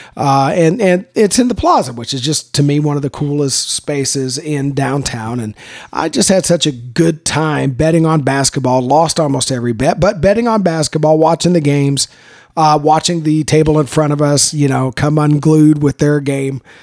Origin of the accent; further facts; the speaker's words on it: Texas, United States; we're from Texas